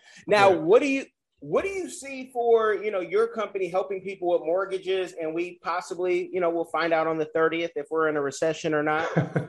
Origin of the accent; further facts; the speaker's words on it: California, United States; now in Florida, United States; where I'm from, California